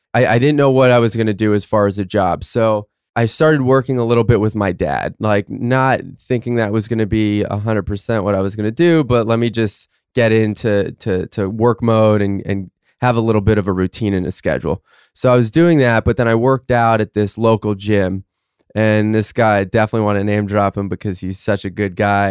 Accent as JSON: {"language": "English", "town": "Fort Lauderdale", "region": "Florida", "country": "United States", "tie": "born or raised there", "said": "I'm from Fort Lauderdale, Florida. Grew up with uh, an amazing family"}